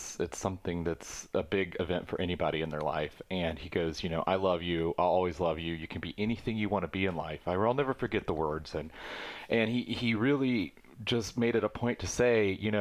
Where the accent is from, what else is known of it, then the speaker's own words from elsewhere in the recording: Sylvania, Georgia, United States; also born or lived in Hilton Head Island, South Carolina; now in San Pedro, United States; I grew up in a very, very small rural town of, it's called Sylvania, Georgia.